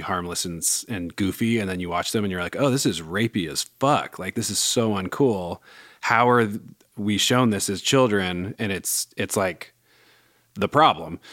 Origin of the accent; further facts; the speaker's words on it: Bay Area, California, United States; growing up in the Bay